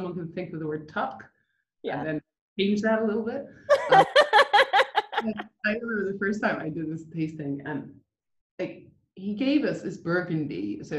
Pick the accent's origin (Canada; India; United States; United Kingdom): United States; Rockville, Maryland; which I grew up in Rockville, Maryland for a bit.